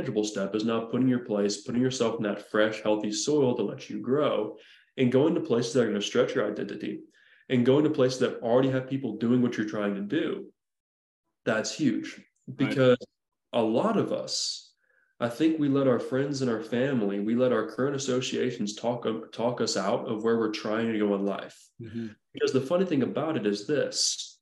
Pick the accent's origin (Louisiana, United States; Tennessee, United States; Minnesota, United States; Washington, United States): Tennessee, United States; Nashville; growing up around the Nashville area